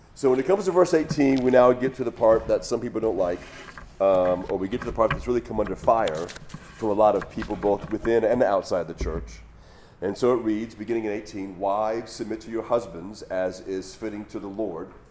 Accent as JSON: {"language": "English", "region": "Hawaii", "country": "United States", "tie": "born or raised there", "moved": "as an adult", "said": "I grew up in Hawaii, that's where I was living before I moved here."}